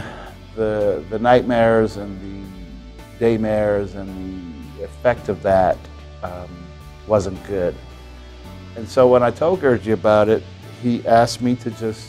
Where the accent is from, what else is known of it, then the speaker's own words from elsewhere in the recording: New Orleans, Louisiana, United States; I'm from New Orleans, Louisiana.